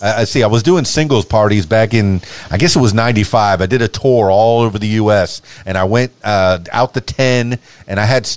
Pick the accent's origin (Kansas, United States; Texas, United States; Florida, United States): Florida, United States; Miami; And me personally, I'm from Miami, the Florida Keys. And I was very happy to be from there with all the blue, the ocean.